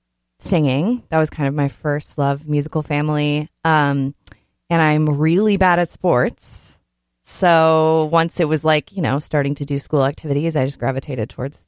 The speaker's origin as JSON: {"language": "English", "town": "Blaine", "region": "Minnesota", "country": "United States", "tie": "born or raised there", "also_born_or_lived": "Austin, Texas", "said": "when I was 3, we moved up to Blaine, Minnesota. That's where I grew up."}